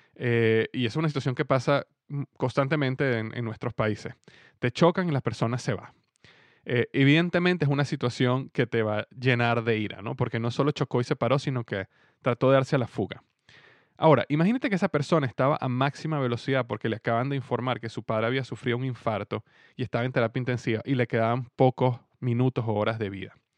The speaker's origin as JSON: {"language": "Spanish", "country": "Venezuela", "said": "mi país en este momento, en Venezuela"}